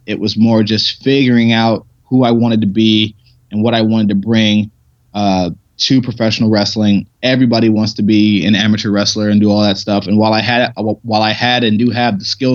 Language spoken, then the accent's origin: English; Ohio, United States; moved away; also born or lived in Pittsburgh